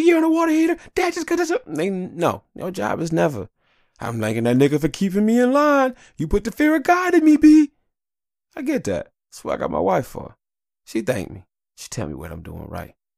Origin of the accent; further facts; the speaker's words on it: Detroit, Michigan, United States; I was born in Detroit, I wanna die in Detroit